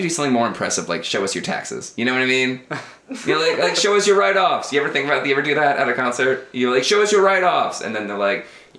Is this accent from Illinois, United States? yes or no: yes; Chicago, Illinois, United States; I'm from Chicago